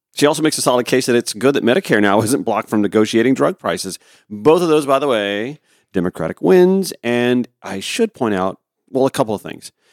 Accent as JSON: {"language": "English", "town": "Harlem", "region": "Georgia", "country": "United States", "tie": "born or raised there", "said": "When I was a little boy, putting together community newsletters back in my hometown. When I was editor of the high school newspaper back at Harlem High School"}